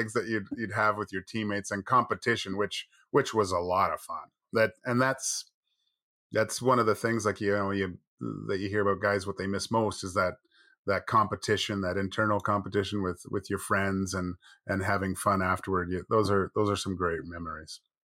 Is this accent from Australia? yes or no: no; Vancouver, British Columbia, Canada; I grew up in Kits